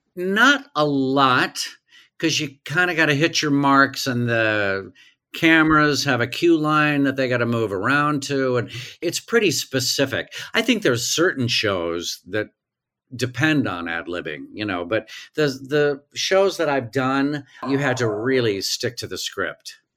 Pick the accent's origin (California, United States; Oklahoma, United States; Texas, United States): Oklahoma, United States; Tulsa; also born or lived in New York; now in Los Angeles, United States; I grew up in Tulsa, Oklahoma